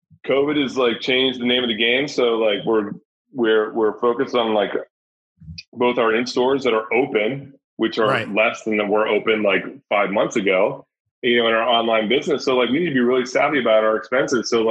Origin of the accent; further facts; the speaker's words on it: Virginia, United States; moved away; also born or lived in New York City; I grew up in Virginia, but like, New York is my home.